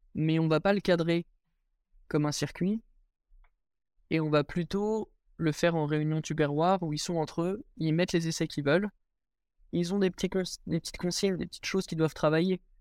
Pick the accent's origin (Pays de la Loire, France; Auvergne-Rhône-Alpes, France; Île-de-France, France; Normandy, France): Pays de la Loire, France; Angers; moved away as an adult; now in Chambéry, France; à la base, je suis issu d'Angers. J'ai commencé l'escalade à Angers, j'y suis resté toute ma scolarité jusqu'à mon bac. Donc jusqu'à mes 18 ans, j'étais à Angers